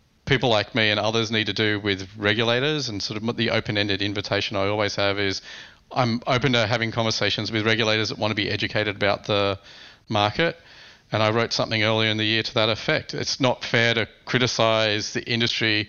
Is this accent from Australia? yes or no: yes; Australia; moved away as an adult; now in United States; As an Australian, I think